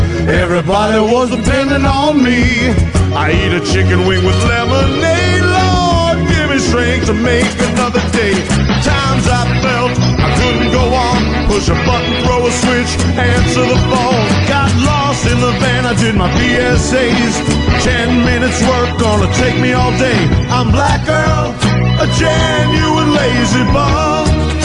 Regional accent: New York City, New York, United States; I was born and raised in New York City, in a housing project way up in the hood.

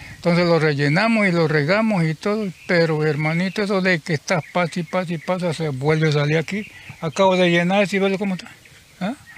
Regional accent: Teapa, Tabasco, Mexico; moved away; yo tiene que como tres años que vivo aquí, yo soy de Tabasco, de Tiapa, Tabasco

